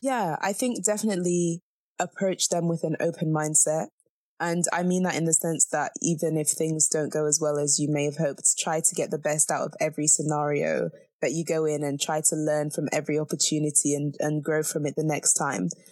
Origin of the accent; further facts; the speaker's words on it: Zambia; moved away; I'm from Zambia